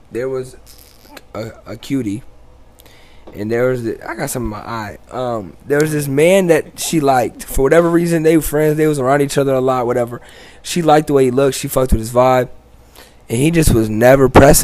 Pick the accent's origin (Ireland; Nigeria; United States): United States; Cedar Rapids, Iowa; Cedar Rapids.